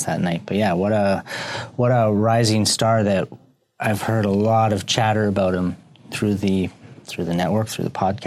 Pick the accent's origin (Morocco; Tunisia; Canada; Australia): Canada; we're Canadian